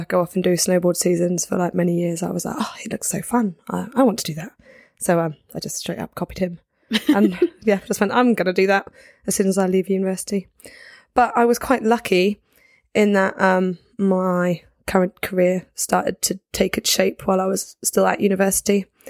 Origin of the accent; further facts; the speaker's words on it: Guildford, South East England, United Kingdom; moved away as an adult; also born or lived in Bristol; I grew up in Guildford, which for anyone who doesn't know, is like halfway between London and the coast.